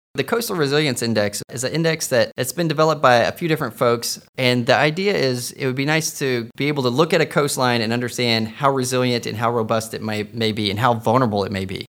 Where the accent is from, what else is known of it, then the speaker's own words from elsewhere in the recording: Texas, United States; moved away; I'm a Texan